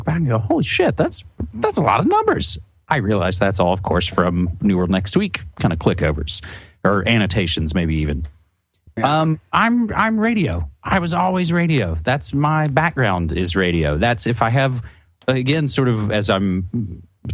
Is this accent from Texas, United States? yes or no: no; West Virginia, United States; moved away; back in my home state where I'm originally from, in West Virginia on the East Coast